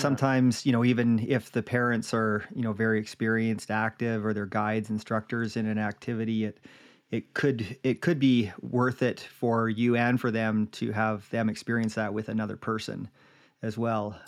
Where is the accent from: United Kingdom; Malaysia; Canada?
Canada; Jasper, Alberta; when I was growing up in Jasper